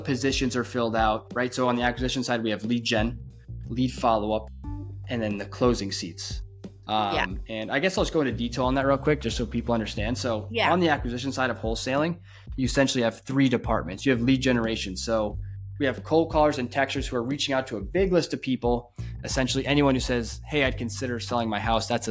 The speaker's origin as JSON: {"language": "English", "region": "New Hampshire", "country": "United States", "moved": "yes", "lives_now": "Florida, United States", "said": "I was originally from New Hampshire, and it is freaking rural up there"}